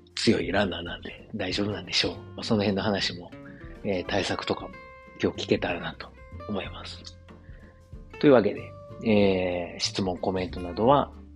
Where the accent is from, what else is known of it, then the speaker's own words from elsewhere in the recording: Osaka, Japan; moved away as an adult; now in Germany; 自分の実家であるですね、駒川あずま屋、はい、親父とおかんがやってる、えー、大阪駒川いうところでね